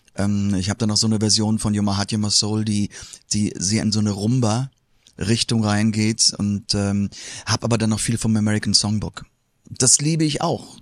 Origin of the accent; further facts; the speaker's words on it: Moselle plateau, Rhineland-Palatinate, Germany; now in Koblenz, Germany; Ich komme aus dem, vom, vom Moselplateau